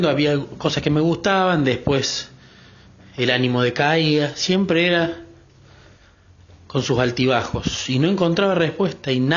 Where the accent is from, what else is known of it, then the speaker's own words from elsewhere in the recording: Córdoba, Argentina; Yo soy …, soy de Córdoba, Argentina.